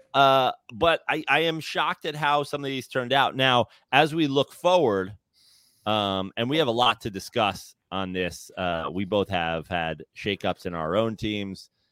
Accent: New York, United States; as a New Yorker

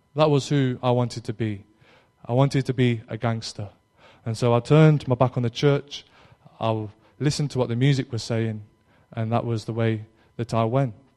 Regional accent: Derby, East Midlands, United Kingdom; now in Cornwall, United Kingdom

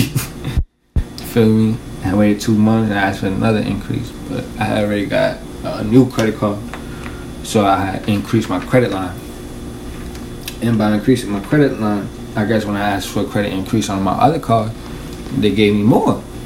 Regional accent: New York City, New York, United States; I'm from Washington Heights, born and raised

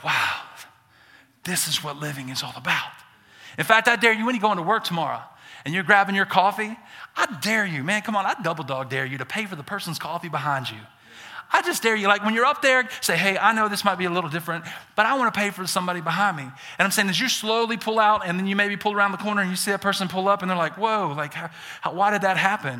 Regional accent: Birmingham, Alabama, United States; accent: Southern; now in Idaho, United States; I'm born and raised in Birmingham, Alabama. I'm a Southerner. I got some accent.

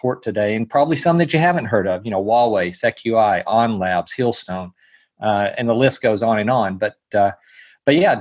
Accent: Texas, United States; I was born and raised in Texas

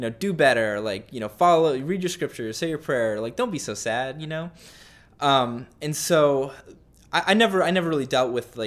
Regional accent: Littleton, Colorado, United States; moved away as an adult; also born or lived in Utah / Seattle, Washington; I grew up in Colorado, went on a 2-year mission to Seattle

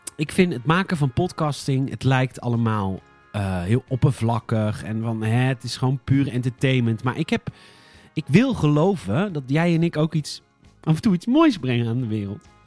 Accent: Boskoop, South Holland, Netherlands; Ik kom uit Boskoop

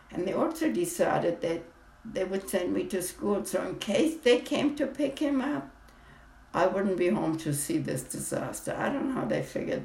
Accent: Hamburg, Germany; I was born in Hamburg, Germany in 1922

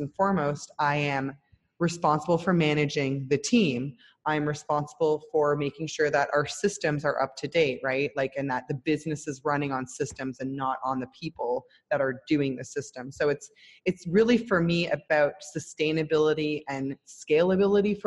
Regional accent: Toronto, Ontario, Canada; moved away as an adult; now in Israel; I'm originally Canadian from Toronto

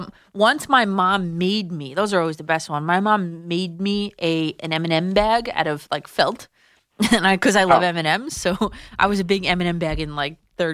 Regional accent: New Jersey, United States; my home state, the very best, New Jersey.

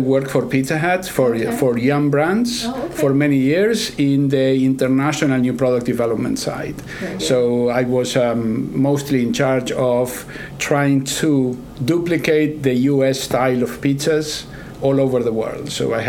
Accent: Argentina; English is a second language; also born or lived in Texas / New York; now in Kansas, United States; I'm originally from Argentina, mm-hmm. And I've been in the States for about 30 years. So right. I picked up accent from different places like Texas, New York, and now I'm in Kansas, so it's an average of all the accents.

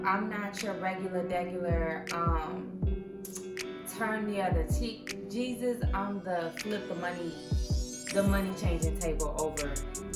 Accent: St. Louis, Missouri, United States; moved away; my hometown, St. Louis

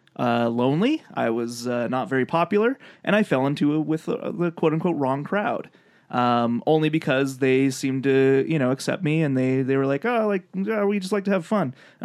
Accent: Lethbridge, Alberta, Canada; in my hometown, Lethbridge, Alberta

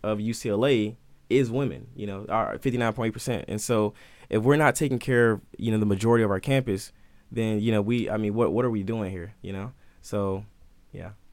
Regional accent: Albany, Georgia, United States; moved away; I'm from George, Albany, Georgia, uh, which is, like, southern parts

